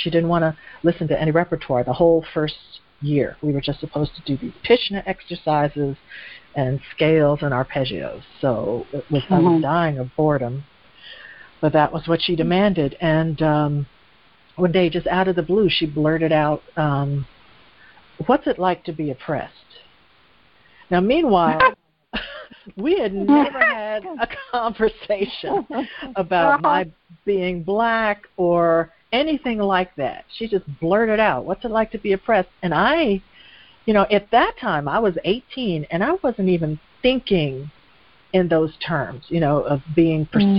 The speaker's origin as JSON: {"language": "English", "country": "United States", "also_born_or_lived": "Europe", "said": "I lived there for several years, and, you know, I had the double-edged sword by being American."}